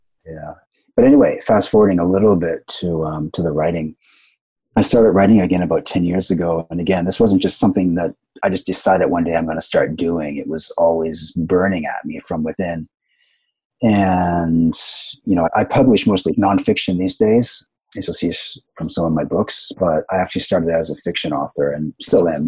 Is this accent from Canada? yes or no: yes; Canada; moved away as an adult; also born or lived in Vancouver; now in Japan; I'm from Canada originally